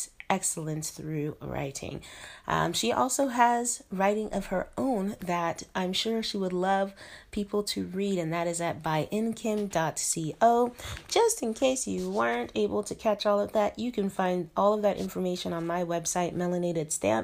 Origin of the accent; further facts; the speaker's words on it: Denver, Colorado, United States; moved away as an adult; now in Shenzhen, China; I am an expat in Shenzhen, China, and I'm from Denver, Colorado.